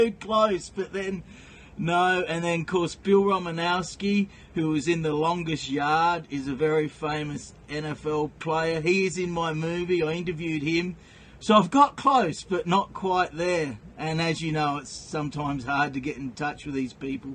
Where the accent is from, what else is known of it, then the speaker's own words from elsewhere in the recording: South Australia, Australia; moved away as an adult; now in Edmonton, Canada; I've been in Canada since 1998. I'm from South Australia